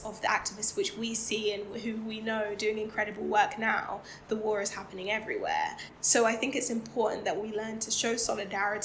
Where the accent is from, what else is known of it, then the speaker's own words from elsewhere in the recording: United Kingdom; I'm Black, I'm British. I do identify as Black British